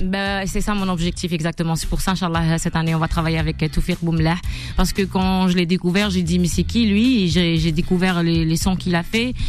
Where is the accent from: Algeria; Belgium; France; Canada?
Algeria; Bouira, Bouira Province; also born or lived in Tezmelt, Béjaïa; j'ai grandi euh, à Bouira, mais d'origine, on est de Tezmelt, Bjaya